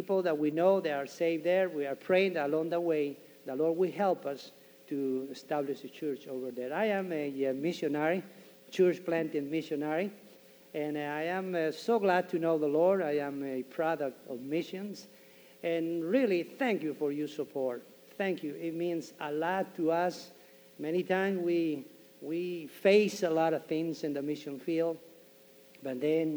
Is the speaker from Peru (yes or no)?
yes; Peru; moved away; one missionary went to my country and talked to me about Christ. I am from Peru